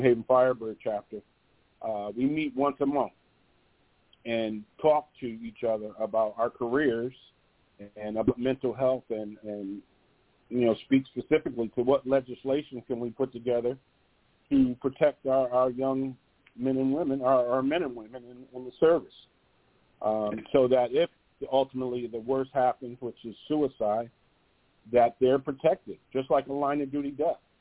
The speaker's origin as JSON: {"language": "English", "town": "New Haven", "region": "Connecticut", "country": "United States", "said": "I'm from New Haven, Connecticut"}